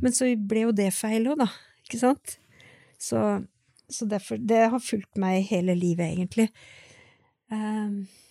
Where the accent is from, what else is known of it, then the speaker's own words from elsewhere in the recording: Sjusjøen, Innlandet, Norway; jeg vokste opp på Sjusjøen